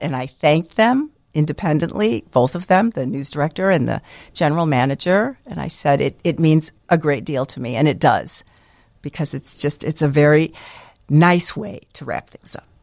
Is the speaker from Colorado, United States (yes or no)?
no; Niles, Illinois, United States; I grew up in Niles